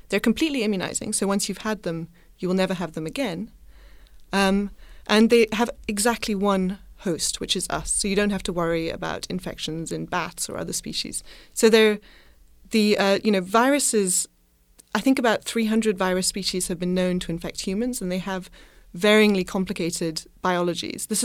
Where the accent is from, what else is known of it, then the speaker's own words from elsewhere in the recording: Madagascar; Partly because I grew up partly in Madagascar, I have a focus in my lab on Madagascar